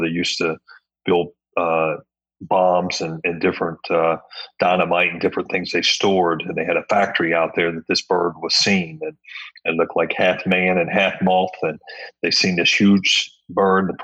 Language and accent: English; Point Pleasant, West Virginia, United States; moved away as an adult; now in Florida, United States; had a great childhood and a great time there, and a lot of great memories there in that small town